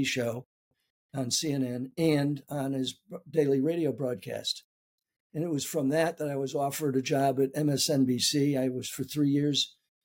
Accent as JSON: {"language": "English", "town": "San Antonio", "region": "Texas", "country": "United States", "tie": "born or raised there", "said": "I was born in 1943 in San Antonio, Texas."}